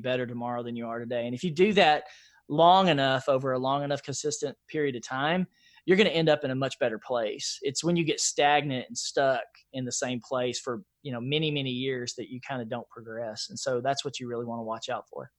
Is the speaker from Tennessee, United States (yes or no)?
yes; Nashville, Tennessee, United States; I grew up in East Nashville, Nashville, Tennessee